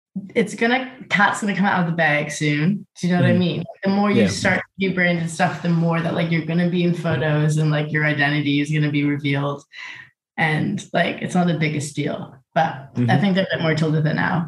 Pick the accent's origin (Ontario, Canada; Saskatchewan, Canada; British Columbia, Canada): Ontario, Canada; Toronto; moved away as an adult; now in London, United Kingdom; I'm from Toronto. Grew up just like around nature